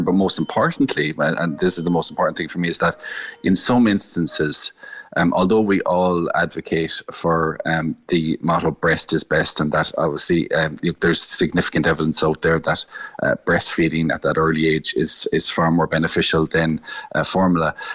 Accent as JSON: {"language": "English", "area": "West Cork", "region": "Munster", "country": "Ireland", "said": "I'm from West Cork and, and dairy is a very important uh, sector down in West Cork"}